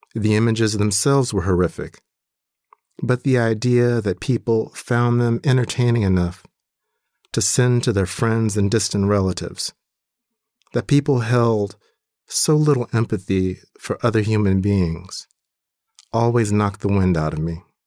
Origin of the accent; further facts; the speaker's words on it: Compton, California, United States; also born or lived in Atlanta, Georgia; now in Wisconsin, United States; When I was growing up in Compton